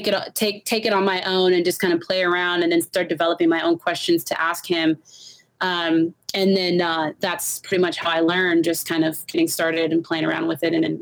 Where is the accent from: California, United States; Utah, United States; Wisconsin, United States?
California, United States; Los Angeles; moved away as an adult; also born or lived in Long Beach; now in Denver, United States; I'm from Los Angeles. Okay. Los Angeles is my whole life, pretty much. So I'm California through and through.